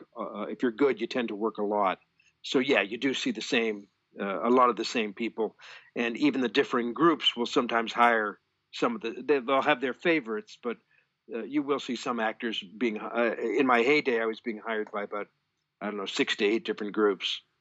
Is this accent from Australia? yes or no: no; Toronto, Ontario, Canada; I'm from Toronto, Canada